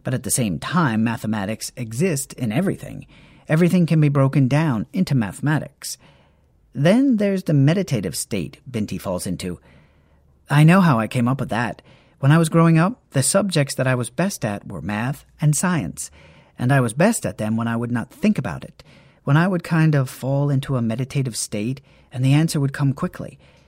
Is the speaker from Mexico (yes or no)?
no; Nigeria; Being Nigerian, being Igbo in particular, that's a big deal. That's something my own people have struggled with.